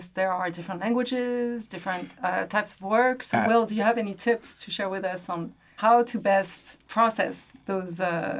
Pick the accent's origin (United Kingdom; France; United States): France; moved away; I grew up in France and I would get a lot of American content in French.